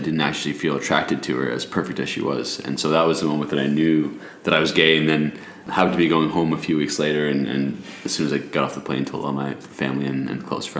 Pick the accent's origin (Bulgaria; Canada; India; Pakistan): Canada; Toronto, Ontario; moved away as an adult; now in Sydney, Australia; I'm 29, born in Toronto, Canada, and I actually used to live in Sydney as a kid in a neighborhood called Clovelly, which is neighboring where we live now in Bronte.